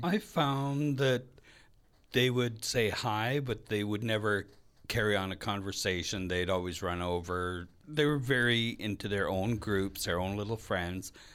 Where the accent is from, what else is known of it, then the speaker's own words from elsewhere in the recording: Red Lake, Ontario, Canada; now in Winnipeg, Canada; I'm from Red Lake, Ontario. It's a small mining in Lumber Town.